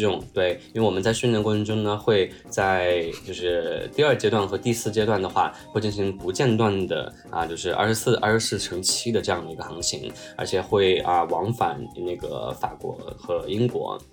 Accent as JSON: {"language": "Chinese", "region": "Chongqing", "country": "China", "tie": "born or raised there", "moved": "yes", "said": "我其实是从池，山城从青长大的"}